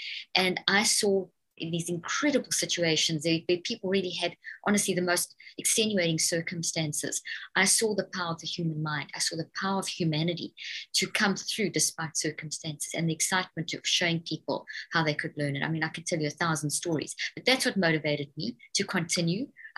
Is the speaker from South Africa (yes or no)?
yes; South Africa; also born or lived in Zimbabwe; now in United States; I was born in Zimbabwe in Africa and then grew up in South Africa. And then I have British parents, and I've been in the States for 13 years, actually.